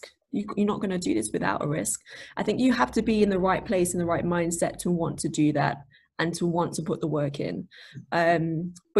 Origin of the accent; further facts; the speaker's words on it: Nottingham, East Midlands, United Kingdom; now in Mansfield, United Kingdom; Where I grew up in Nottingham, Nottingham's very much multicultural and very diverse.